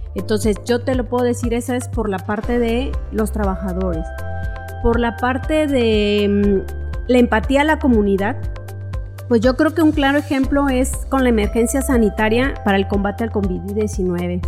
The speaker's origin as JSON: {"language": "Spanish", "town": "Córdoba", "region": "Veracruz", "country": "Mexico", "tie": "born or raised there", "moved": "as an adult", "lives_now": "Ciudad del Carmen, Mexico", "said": "yo venía de la ciudad de Córdoba, Veracruz, de donde yo soy originaria"}